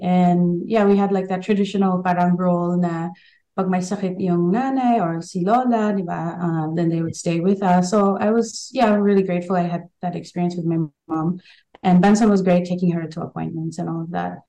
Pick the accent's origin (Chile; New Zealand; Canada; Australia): Australia; Queensland; moved away as an adult; also born or lived in Philippines; I was born and raised in Queensland, but 99, I officially moved to the Philippines to try out acting and I lived there for almost 10 years